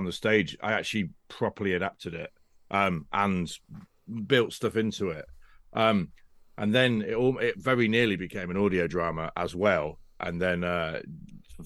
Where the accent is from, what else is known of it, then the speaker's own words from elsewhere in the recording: Northampton, East Midlands, United Kingdom; I'm from Northampton